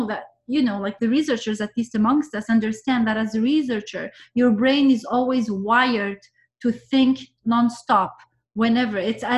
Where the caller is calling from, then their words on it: Vancouver, British Columbia, Canada; and I'm speaking from Vancouver this time.